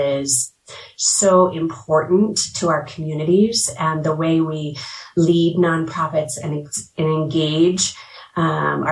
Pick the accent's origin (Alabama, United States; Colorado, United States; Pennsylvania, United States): Colorado, United States; I grew up in Colorado. I'm a Colorado native